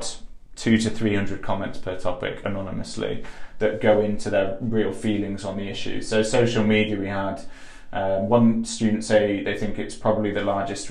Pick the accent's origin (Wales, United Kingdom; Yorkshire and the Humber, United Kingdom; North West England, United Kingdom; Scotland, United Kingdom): Yorkshire and the Humber, United Kingdom; I'm from Yorkshire